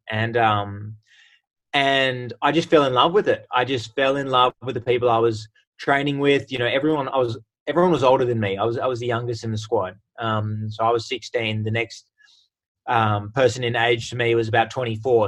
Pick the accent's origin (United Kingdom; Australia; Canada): Australia; Sydney, New South Wales; moved away as an adult; also born or lived in United States; I was born and raised in Sydney, but spent uh, six amazing years over in America